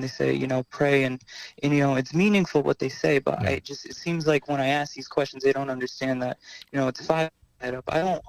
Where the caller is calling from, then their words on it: Connecticut, United States; Happy holidays. I'm from Connecticut.